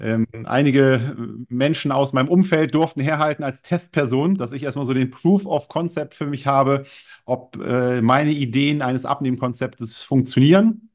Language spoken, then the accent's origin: German; Germany; Ich komme aus der Nähe von Bremen, bin 38 Jahre alt